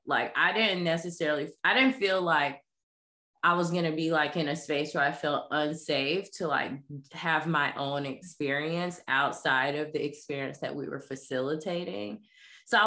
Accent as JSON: {"language": "English", "town": "Jacksonville", "region": "Florida", "country": "United States", "tie": "born or raised there", "said": "I'm born and raised in the South, born and raised in Jacksonville, Florida"}